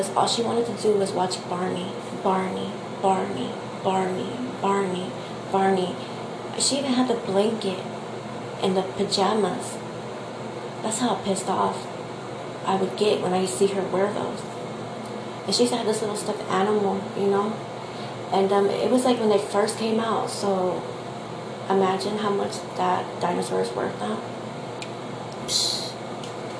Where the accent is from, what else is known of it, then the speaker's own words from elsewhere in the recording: Texas, United States; I am from Texas